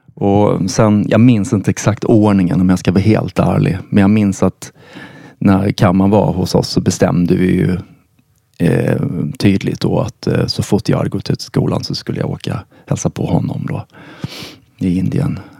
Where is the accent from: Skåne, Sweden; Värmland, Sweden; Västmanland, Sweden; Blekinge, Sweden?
Blekinge, Sweden; Karlshamn; jag växte upp i en, i en liten eh, stad i södra Sverige som heter Karlshamn